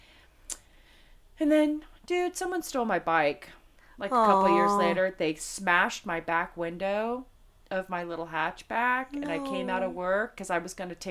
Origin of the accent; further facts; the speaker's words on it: Las Vegas, Nevada, United States; moved away as an adult; also born or lived in Los Angeles; I came from Vegas